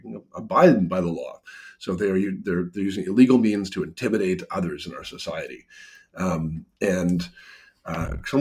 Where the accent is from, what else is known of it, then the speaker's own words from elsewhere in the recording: Canada; I'm a Canadian